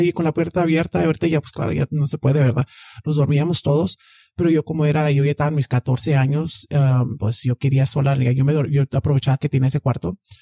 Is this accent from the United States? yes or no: yes; Texas, United States; soy de aquí, de Texas.